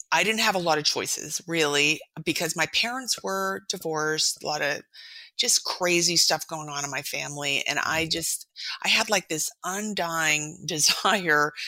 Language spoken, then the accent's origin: English; East Coast, United States; moved away as an adult; also born or lived in San Diego / Moscow, Idaho; we're from the East Coast